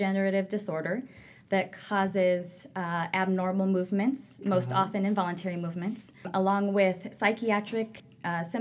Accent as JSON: {"language": "English", "region": "western Nebraska", "country": "United States", "tie": "born or raised there", "also_born_or_lived": "California / Sacramento, California / Philadelphia, Pennsylvania", "said": "I am originally from California, but I grew up mostly in Nebraska, a small town out in western Nebraska"}